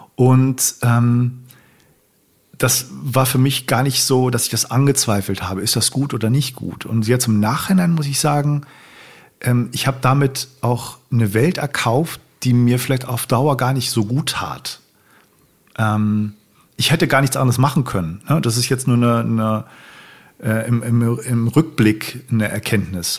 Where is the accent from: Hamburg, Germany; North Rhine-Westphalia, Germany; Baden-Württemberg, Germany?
Hamburg, Germany; ich bin in Hamburg aufgewachsen.